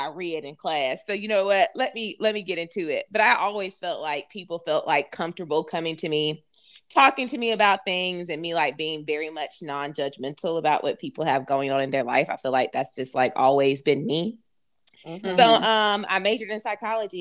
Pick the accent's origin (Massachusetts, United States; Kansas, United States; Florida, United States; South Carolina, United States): South Carolina, United States; Greenville; I'm from Greenville, South Carolina.